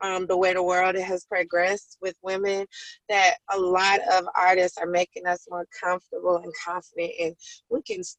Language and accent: English; Colorado, United States; moved away; also born or lived in Atlanta; I came from Colorado